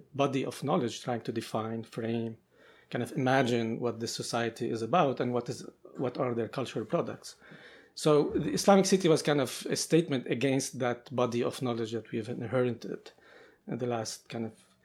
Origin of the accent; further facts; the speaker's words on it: Beirut, Beirut Governorate, Lebanon; both of Makrem and I grew up in Beirut and in Lebanon during kind of years of conflict